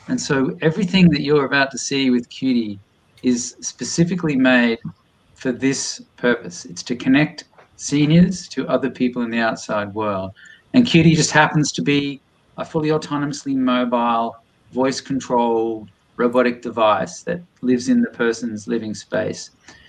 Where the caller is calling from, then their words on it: Boston, Massachusetts, United States; So this was an invention from France, although I'm ringing in from Boston, MA right now.